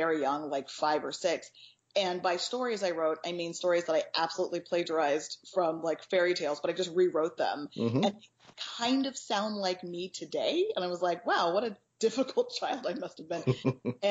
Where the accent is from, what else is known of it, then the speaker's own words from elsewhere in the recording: Texas, United States; I grew up in Texas